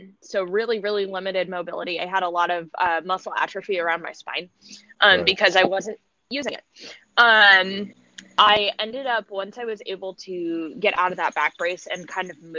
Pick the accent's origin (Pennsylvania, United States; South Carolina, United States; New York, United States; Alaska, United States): Alaska, United States; Growing up in Alaska